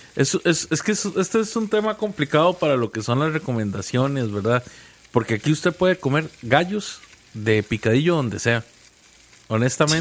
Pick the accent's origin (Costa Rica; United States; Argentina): Costa Rica; yo soy más tico que el gallo pinto